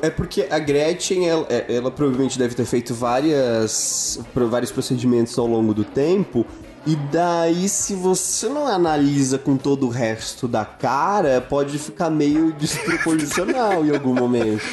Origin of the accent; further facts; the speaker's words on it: Brazil; now in São Paulo, Brazil; Eu sou de Isara, que é uma cidade